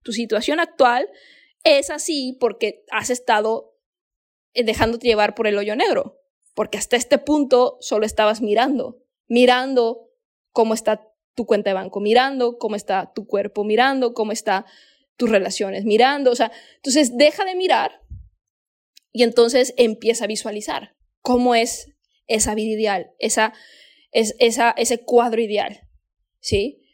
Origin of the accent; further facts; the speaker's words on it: Mexico; moved away as an adult; now in Bali, Indonesia; Yo soy mexicana